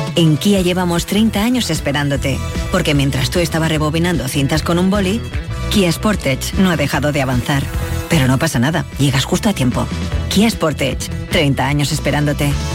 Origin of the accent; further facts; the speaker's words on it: Castilleja de la Cuesta, Andalusia, Spain; yo soy de Castilleja y tengo muchos amigos en Gines